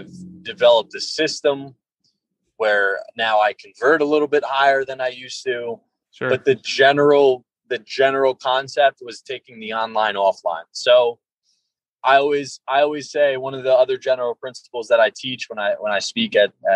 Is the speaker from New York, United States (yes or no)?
yes; Long Island, New York, United States; I'm from Long Island